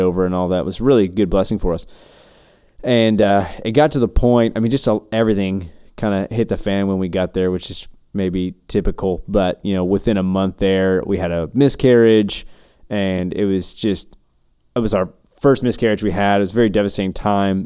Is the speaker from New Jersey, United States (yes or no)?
no; West Virginia, United States; moved away as an adult; now in Texas, United States; growing up in West Virginia